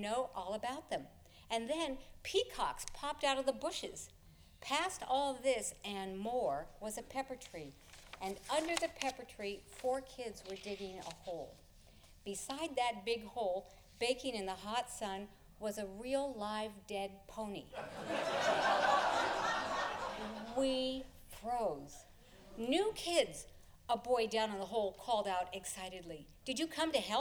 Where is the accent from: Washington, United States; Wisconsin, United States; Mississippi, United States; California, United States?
California, United States; near Pasadena; I grew up near Pasadena in the 60s